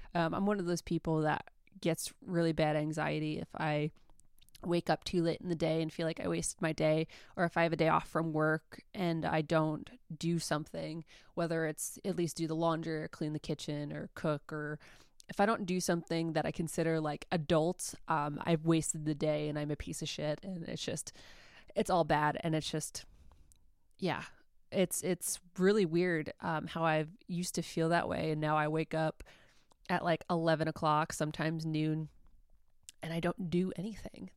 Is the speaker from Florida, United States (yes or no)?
no; New York, United States; moved away; I'm from New York. My whole family is back in New York.